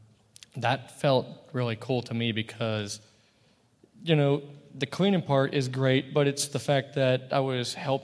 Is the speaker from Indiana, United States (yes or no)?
yes; Indiana, United States; moved away as an adult; when I grew up actually in Indiana